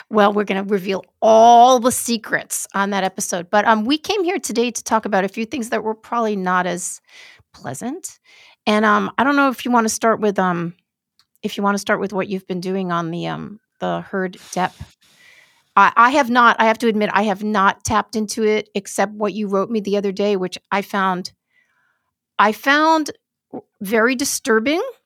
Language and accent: English; New York City, New York, United States; I grew up in New York City.